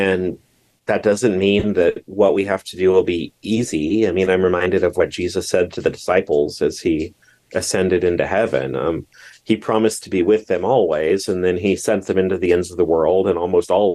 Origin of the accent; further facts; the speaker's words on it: Southeast Nebraska, United States; I'm living in my hometown